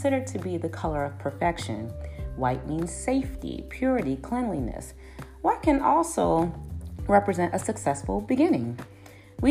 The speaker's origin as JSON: {"language": "English", "town": "Chicago", "region": "Illinois", "country": "United States", "tie": "born or raised there", "said": "my hometown of Chicago"}